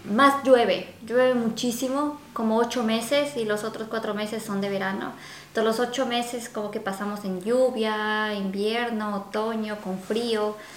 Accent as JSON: {"language": "Spanish", "town": "Quito", "region": "Pichincha", "country": "Ecuador", "moved": "as an adult", "lives_now": "Vancouver, Canada", "said": "nosotros somos ecuatorianos y pues nuestro clima, em, sobre todo somos de la capital Quito"}